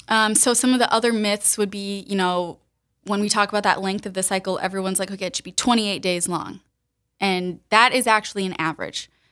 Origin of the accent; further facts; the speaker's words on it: Sioux Falls, South Dakota, United States; moved away as an adult; also born or lived in the South (US); raised in Sioux Falls, so I'm from here originally